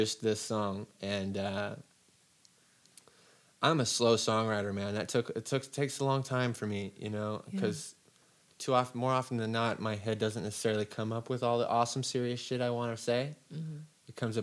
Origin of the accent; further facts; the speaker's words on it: Joshua Tree, California, United States; moved away as an adult; also born or lived in Seattle; I didn't live my entire life in Joshua Tree. I grew up in Joshua Tree